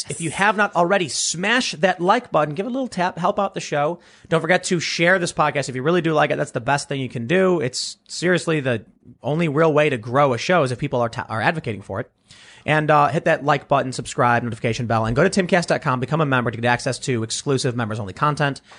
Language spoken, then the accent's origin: English; Cuyahoga Falls, Ohio, United States; What up, Ohio? I'm from Cuyahoga Falls. Oh, yeah. Shout out Northeast go. Ohio.